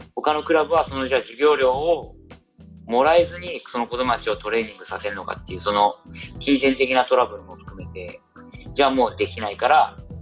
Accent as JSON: {"language": "Japanese", "region": "Saitama", "country": "Japan", "tie": "born or raised there", "also_born_or_lived": "Shanghai, China", "moved": "as an adult", "lives_now": "Suzhou, China", "said": "自分は埼玉出身なんで東京にも近かったんで"}